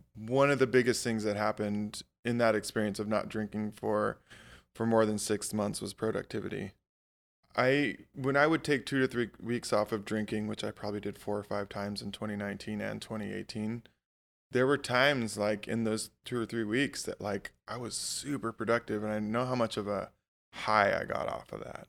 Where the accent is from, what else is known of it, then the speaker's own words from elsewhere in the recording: Hawaii, United States; moved away as an adult; also born or lived in Alaska; I, I grew up in Hawaii